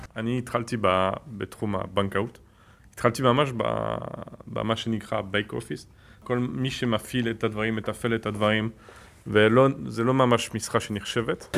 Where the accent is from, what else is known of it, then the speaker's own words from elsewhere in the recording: France; Hebrew is a second language; moved away as an adult; now in Israel; עליתי מצרפת בגיל 18